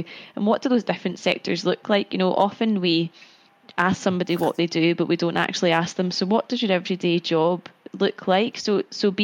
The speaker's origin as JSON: {"language": "English", "town": "Cumbernauld", "region": "Scotland", "country": "United Kingdom", "tie": "born or raised there", "also_born_or_lived": "Glasgow", "moved": "as an adult", "lives_now": "London, United Kingdom", "said": "I grew up in Glasgow and I stayed in Glasgow for university"}